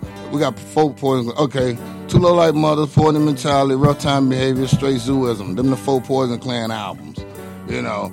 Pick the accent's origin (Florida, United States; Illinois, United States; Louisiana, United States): Florida, United States; Miami; I'm from Miami